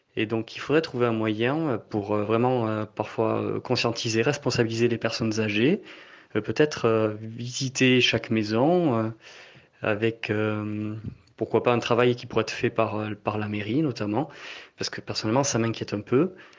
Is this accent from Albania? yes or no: no; French Basque Country, near Mauléon-Licharre, Nouvelle-Aquitaine, France; now in Paris, France; je suis originaire du Pays Basque euh, intérieur, dans un village euh, près de Moléon-Lichard